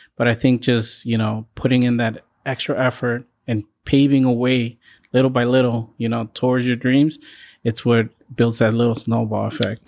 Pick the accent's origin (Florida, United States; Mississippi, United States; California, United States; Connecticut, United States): California, United States; now in Boston, United States; I grew up in California